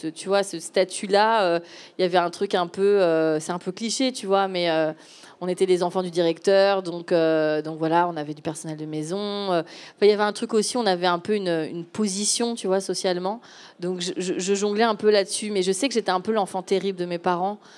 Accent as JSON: {"language": "French", "country": "Gabon", "tie": "born or raised there", "moved": "yes", "said": "non, en fait, j'ai grandi en Afrique. Euh, je suis fille d'expatriés. Donc, à 7-8 ans, euh, de mémoire, j'étais hum, au Gabon."}